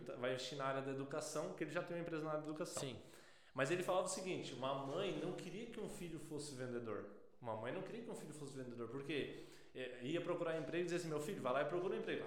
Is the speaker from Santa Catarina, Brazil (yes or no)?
yes; Balneário Gaivota, Santa Catarina, Brazil; eu sou natural de Bonaire Gaivota